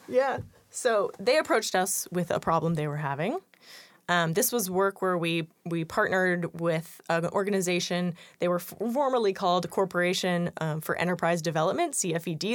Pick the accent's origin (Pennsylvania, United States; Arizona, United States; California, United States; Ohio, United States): California, United States; San Francisco; moved away as an adult; also born or lived in East Coast, United States; I am originally from San Francisco.